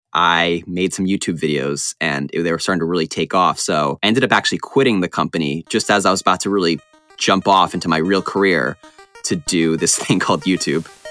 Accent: Long Island, New York, United States; I was born, yeah, I was born and raised there my entire life

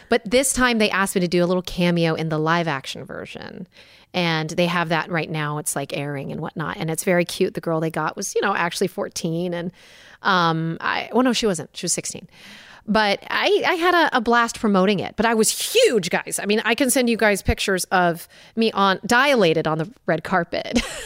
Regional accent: Milford, Connecticut, United States; now in Orange County, United States; I'm from Milford, Connecticut originally

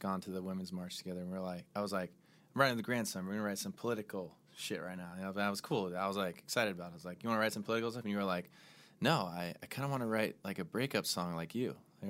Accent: Seattle, Washington, United States; I'm from Seattle. Seattle, when I was a little kid, was the Seattle grunge scene, and all the bands knew each other and they all worked together and collabed and stuff.

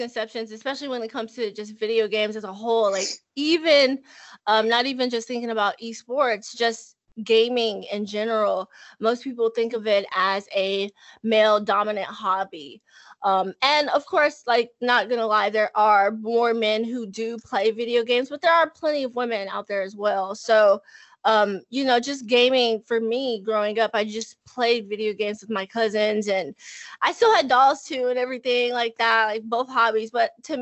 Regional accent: Dallas, Texas, United States; I'm born and raised in Dallas, Texas

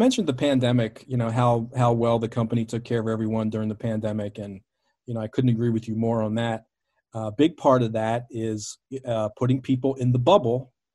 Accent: Baltimore, Maryland, United States; my hometown of Baltimore

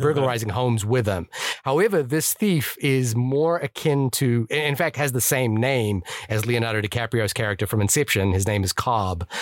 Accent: New Zealand; I'm from New Zealand

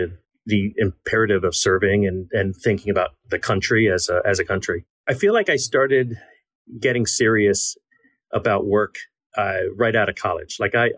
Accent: Baltimore, Maryland, United States; I am from Baltimore, Maryland, and where a lot of my family is from, not too far from your hometown of Lancaster.

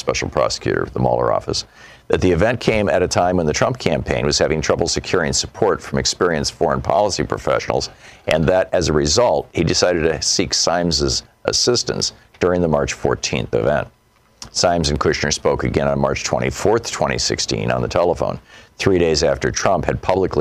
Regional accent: Michigan, United States; This is the state of Michigan, my home state.

